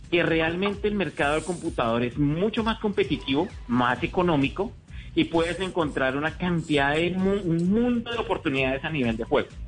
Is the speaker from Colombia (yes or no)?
yes; Colombia; te preguntan, hola, ¿cómo te llamas? ¿De dónde eres? Colombia, oh, wow, Colombia.